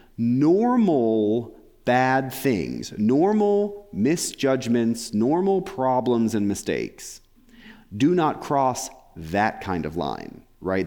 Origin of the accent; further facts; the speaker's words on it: England, United Kingdom; I'm English